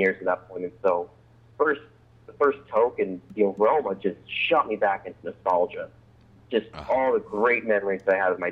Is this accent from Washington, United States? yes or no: yes; Olympia, Washington, United States; I live out here in the Pacific Northwest in Washington State, up in the capital city of Olympia